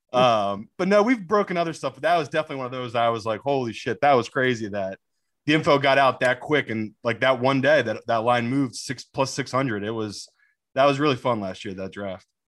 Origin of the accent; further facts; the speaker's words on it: England, United Kingdom; also born or lived in Miami, United States; my mom swooped me back to England